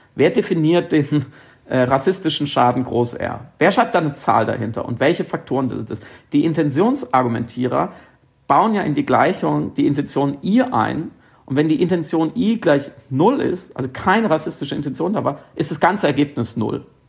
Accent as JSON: {"language": "German", "country": "Germany", "said": "ich als Deutscher"}